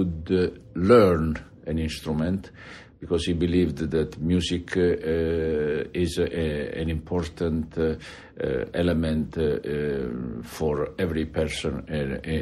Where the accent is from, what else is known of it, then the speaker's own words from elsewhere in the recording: Molfetta, Apulia, Italy; English is a second language; moved away; also born or lived in Naples; I was born in Napoli, and I grew up on the Adriatic coast first, and then... Molfetta.